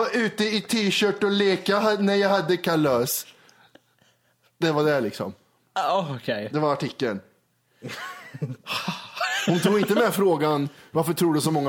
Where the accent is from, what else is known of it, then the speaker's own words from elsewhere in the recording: Karlstad, Värmland, Sweden; born there; mamma sa att jag är född i Karlstad.